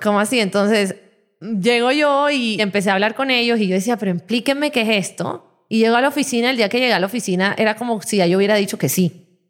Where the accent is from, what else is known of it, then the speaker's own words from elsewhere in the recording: Barranquilla, Atlántico, Colombia; Yo vengo de una ciudad